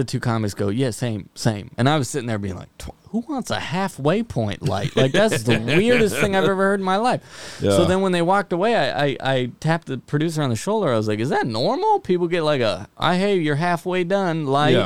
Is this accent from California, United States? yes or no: yes; Fresno, California, United States; I'm from Fresno.